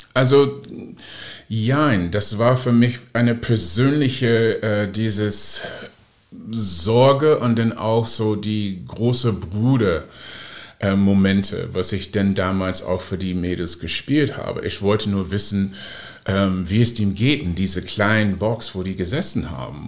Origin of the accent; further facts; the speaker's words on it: Oakland, California, United States; German is a second language; now in Hamburg, Germany; in Oakland, wo ich aufgewachsen bin